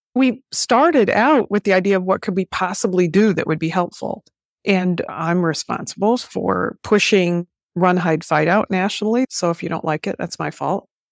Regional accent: United States; I'm an American.

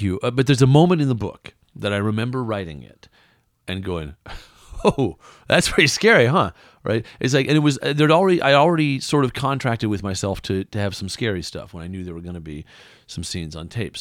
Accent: West Coast, United States; moved away; also born or lived in Iowa; I'm from the West Coast, and where I grew up, nobody's from there usually.

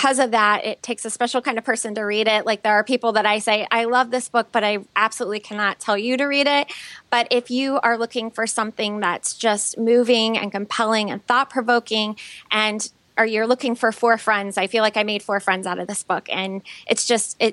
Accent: Elkhart, Indiana, United States; I grew up in Elkhart, Indiana, which is just this little town

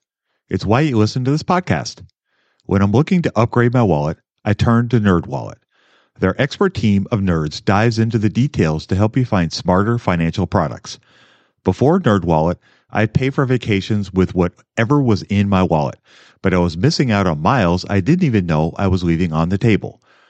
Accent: Minnesota, United States; I'm from Minnesota

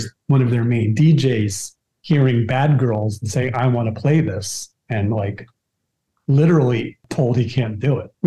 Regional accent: New York City, New York, United States; as a New Yorker

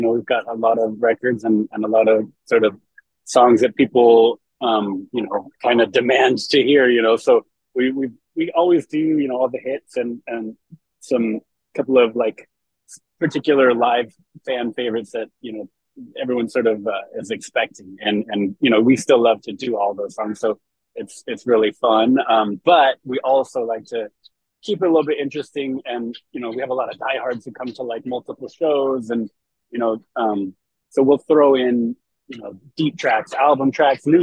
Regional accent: San Francisco Bay Area, California, United States; I grew up in the Bay Area, the San Francisco Bay Area, and still live there to this day

